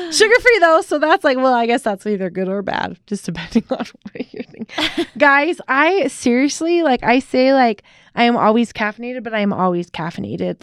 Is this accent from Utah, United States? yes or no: yes; Utah, United States; accent: white girl from Utah accent; also born or lived in San Jose, California / Payson, Utah / Provo, Utah / Aurora, Utah; when I was one, okay. we moved to Payson, Utah. Then we moved to Provo, Utah